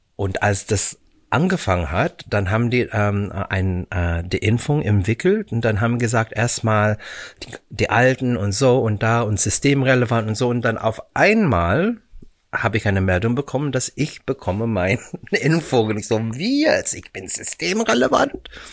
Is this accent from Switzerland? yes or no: no; Vancouver, British Columbia, Canada; German is a second language; moved away as an adult; also born or lived in Philippines / Hollywood, United States; now in Germany; ich bin in den Philippinen geboren. Mhm. Äh, wir sind dann nach Kanada, als ich äh, elf Monate alt war, zur Vancouver